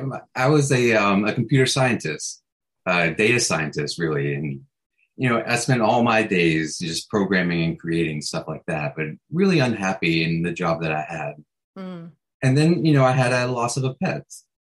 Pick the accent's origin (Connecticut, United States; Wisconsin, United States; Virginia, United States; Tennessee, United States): Tennessee, United States; Chattanooga; moved away as an adult; now in San Francisco, United States; I'm originally from Tennessee, Chattanooga, Tennessee.